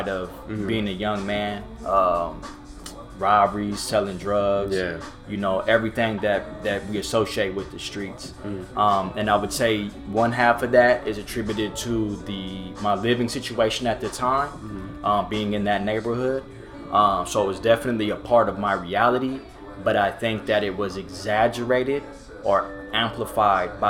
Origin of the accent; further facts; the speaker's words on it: Orange, California, United States; the neighborhood that I grew up in was in Orange. It's a barrio